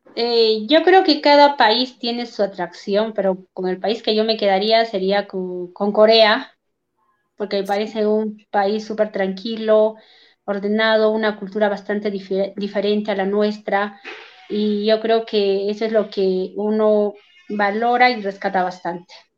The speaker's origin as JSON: {"language": "Spanish", "town": "Huancayo", "region": "Junín", "country": "Peru", "said": "un baile tradicional de aquí de Huancayo que siempre festejamos en el mes de julio"}